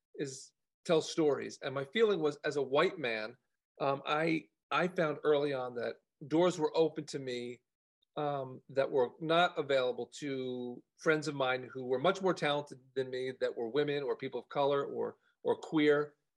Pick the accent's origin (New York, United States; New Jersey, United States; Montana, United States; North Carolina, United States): New Jersey, United States; moved away as an adult; also born or lived in Los Angeles, United States; I grew up in, uh, in, in, New Jersey um, near Rutgers University in a very liberal town